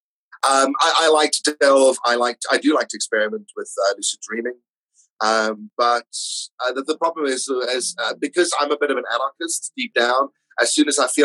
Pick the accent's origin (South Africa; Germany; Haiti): South Africa; moved away as an adult; also born or lived in London; now in Orpington, United Kingdom; being South African